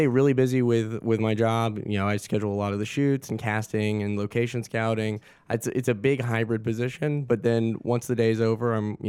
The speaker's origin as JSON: {"language": "English", "town": "Augusta", "region": "Georgia", "country": "United States", "tie": "born or raised there", "said": "I was born and raised in Augusta."}